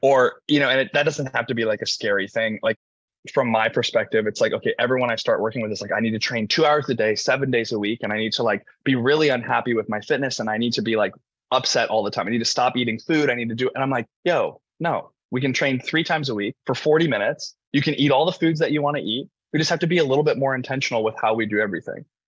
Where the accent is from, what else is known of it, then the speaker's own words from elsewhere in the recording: Indiana, United States; moved away as an adult; I'm from the middle of America. I'm from Indiana